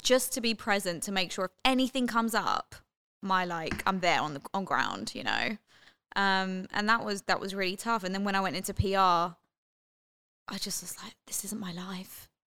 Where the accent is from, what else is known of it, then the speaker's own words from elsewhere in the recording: London, United Kingdom; moved away; I'm from London, uh, born and raised